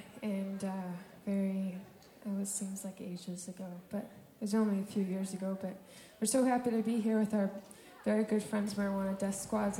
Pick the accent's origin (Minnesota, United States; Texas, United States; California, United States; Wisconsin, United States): Minnesota, United States; I'm from Minnesota